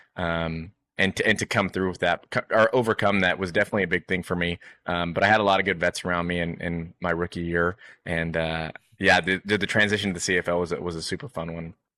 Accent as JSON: {"language": "English", "town": "Bakersfield", "region": "California", "country": "United States", "tie": "born or raised there", "moved": "yes", "said": "I was born and raised in Bakersfield, California"}